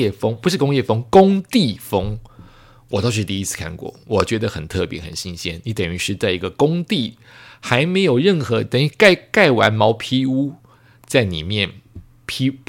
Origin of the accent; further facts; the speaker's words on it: Taiwan; also born or lived in Tokyo, Japan / Bangkok, Thailand; 它毕竟是我的故乡之一，我的故乡是台湾，是东京，是曼谷，所以再次回去就会觉得很开心